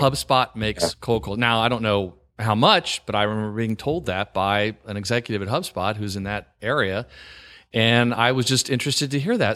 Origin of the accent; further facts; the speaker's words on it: the South, United States; also born or lived in New York; now in Virginia, United States; I live in Virginia and I grew up in the South